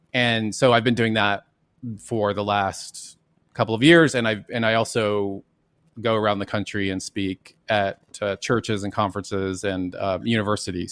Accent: Dallas, Texas, United States; I grew up in Dallas, Texas, and went to Jesuit schools my whole life

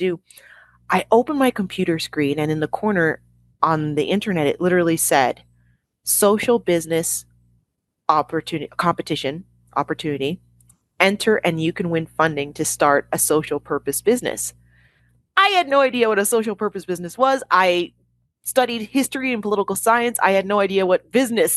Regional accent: Toronto, Ontario, Canada; the walls of our apartment where we grew up in Toronto, Canada

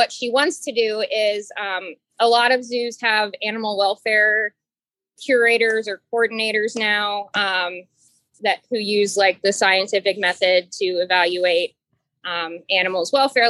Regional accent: Cincinnati, Ohio, United States; moved away; also born or lived in Miami; I'm from Cincinnati.

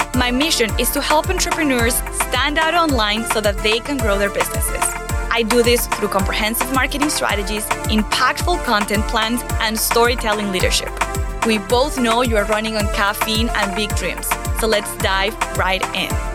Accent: Venezuela; moved away as an adult; now in United States; I came from Venezuela, I didn't come from, not even a school here

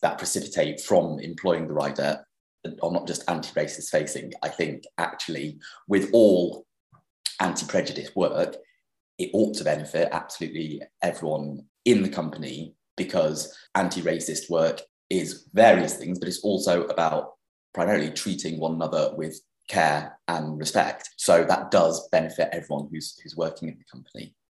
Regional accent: Sheffield, Yorkshire and the Humber, United Kingdom; moved away as an adult; Sheffield, which is my hometown. So I grew up in Sheffield. I lived there until I was 18

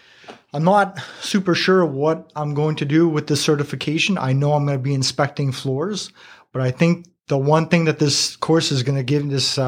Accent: Ottawa, Ontario, Canada; from Ottawa, Ontario, Canada.

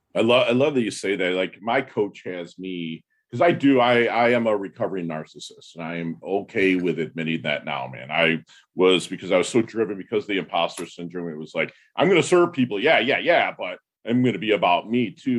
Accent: Midwest, United States; I'm from the Midwest.

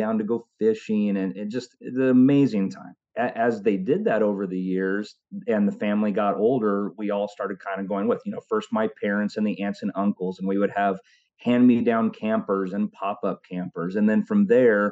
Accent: Oklahoma, United States; also born or lived in California; growing up in Oklahoma with my stepfather's family

